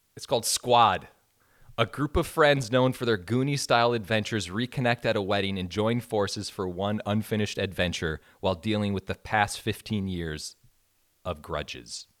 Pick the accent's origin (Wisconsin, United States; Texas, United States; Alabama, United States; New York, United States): Wisconsin, United States; moved away; I'm from a super small town in yeah. suburban Wisconsin.